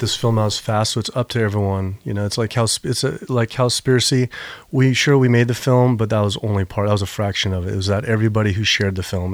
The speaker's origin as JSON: {"language": "English", "region": "Virginia", "country": "United States", "said": "my dad's from North Carolina, I'm from Virginia. And I grew up swimming in all these rivers"}